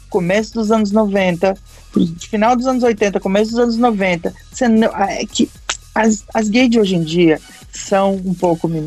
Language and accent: Portuguese; Curitiba, Paraná, Brazil; É porque você sabe que eu vim de Curitiba, então é, lá tem uma grande cultura de teatro.